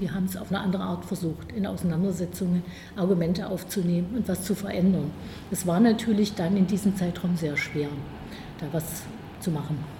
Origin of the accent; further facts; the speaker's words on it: Magdeburg, Saxony-Anhalt, Germany; moved away as an adult; also born or lived in Halle (Saale); now in Halle, Germany; Ich bin in Magdeburg aufgewachsen. Magdeburg ist meine Heimatstadt